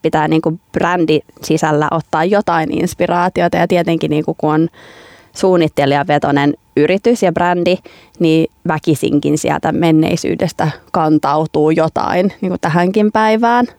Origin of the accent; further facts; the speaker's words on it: Finland; moved away as an adult; also born or lived in Leicester, United Kingdom / London, United Kingdom